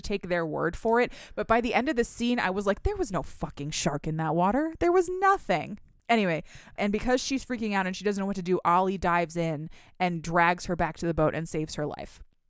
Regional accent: Michigan, United States; I'm from Michigan. We have lakes

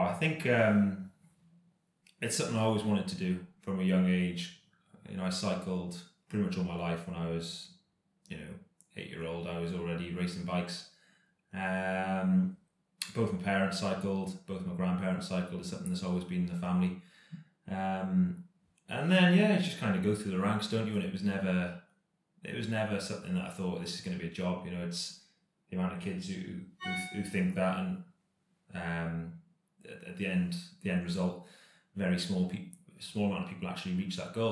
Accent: Cardiff, Wales, United Kingdom; born and bred in Cardiff

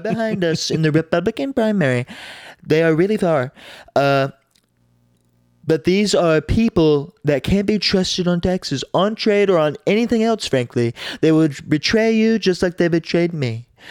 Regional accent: United States; as the American people

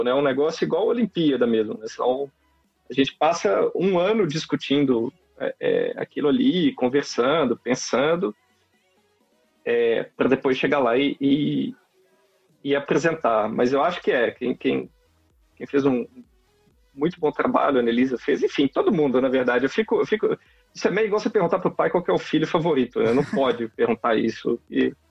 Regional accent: Belo Horizonte, Minas Gerais, Brazil; now in Campinas, Brazil; sou de Belo Horizonte. e estudei é, sempre, sempre na FMG. Né? Só depois do doutorado que eu fui para a França trabalhar um pouquinho fora. E agora estou aqui na Unicamp.

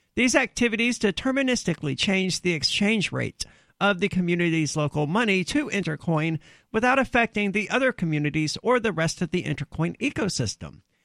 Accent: the South, United States; I'm from the South where a lot of people hunt

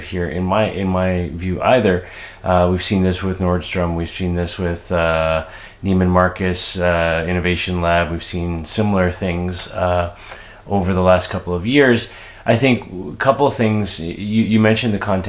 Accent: Canada; as a Canadian

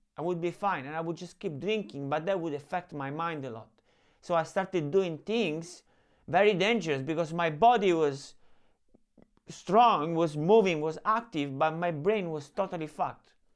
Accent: Rome, Lazio, Italy; I grew up in Rome

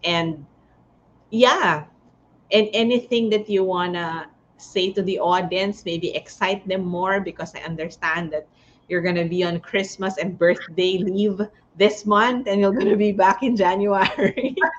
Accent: Tarlac City, Tarlac, Philippines; I'm from Tarlac City, San Miguel.

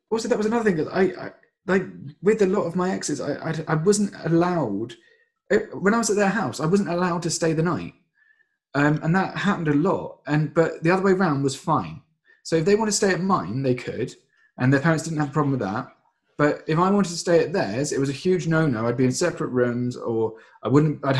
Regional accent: England, United Kingdom; also born or lived in Indonesia; I think if we're living here in England, um, you're going to do things more Englishly, and because I'm English, obviously that culture is going to be dominant.

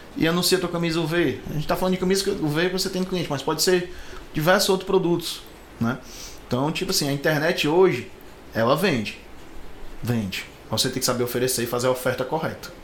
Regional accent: Fortaleza, Ceará, Brazil; also born or lived in Maracanaú (birth, likely ASR 'Maracanã'); a gente não é de Fortaleza, nascemos no Maracanã, eu e o João, mas moramos aqui sempre

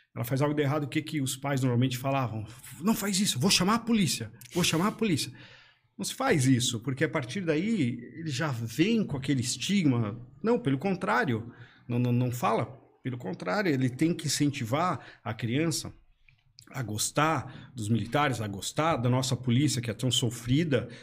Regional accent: Blumenau, Santa Catarina, Brazil; Eu nasci em Blumenau, né? Blumenau aqui mesmo

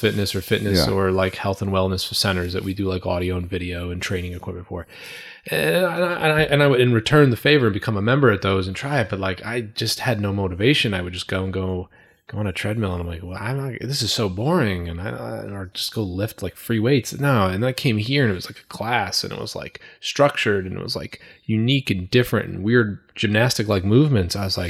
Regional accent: Woodbury, United States; We grew up in Woodbury together.

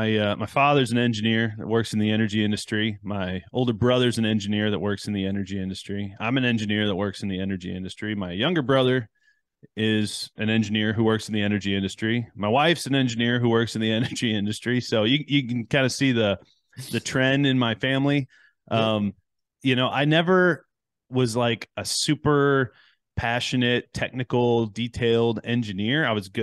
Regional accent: Detroit, Michigan, United States; also born or lived in Chicago; now in Houston, United States; I grew up in Chicago area, moved around a little bit. So I consider myself Chicago born, Detroit raised, and Houston grown.

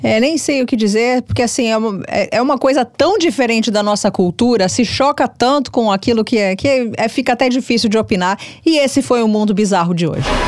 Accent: Brazil; eu, como brasileira

